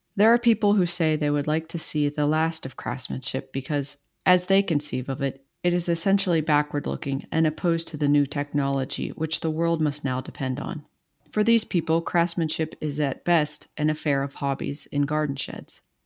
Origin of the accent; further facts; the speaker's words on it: East Coast, United States; I'm from the East Coast